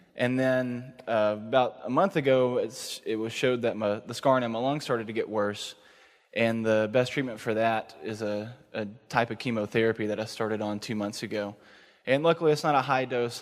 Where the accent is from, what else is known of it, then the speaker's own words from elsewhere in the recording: East Texas, United States; moved away as an adult; now in Dallas, United States; I'm actually from East Texas